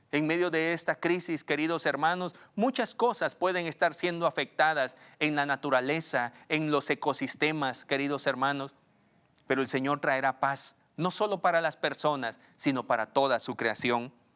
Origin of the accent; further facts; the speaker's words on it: Guatemala; una sociedad pequeña como la guatemalteca